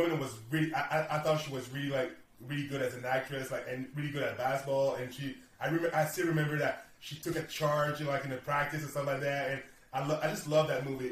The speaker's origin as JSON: {"language": "English", "country": "Canada", "said": "I'm from Canada"}